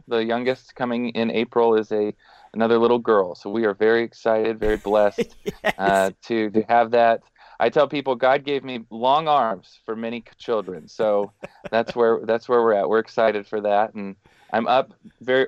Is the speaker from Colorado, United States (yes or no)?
yes; Denver, Colorado, United States; moved away as an adult; also born or lived in Texas / Hong Kong; now in Fort Worth, United States; I grew up in Denver, Colorado. And was through high school, was in Colorado